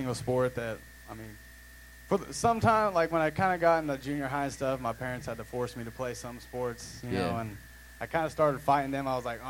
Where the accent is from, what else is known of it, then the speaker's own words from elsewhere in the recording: Miller, Missouri, United States; I grew up in Miller, Missouri.